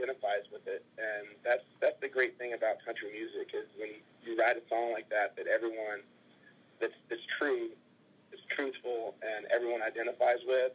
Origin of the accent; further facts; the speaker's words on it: Texas, United States; I grew up in Texas